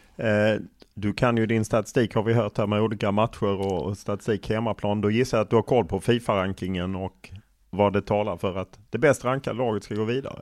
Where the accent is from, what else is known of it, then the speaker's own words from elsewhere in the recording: Skåne, Sweden; som skåning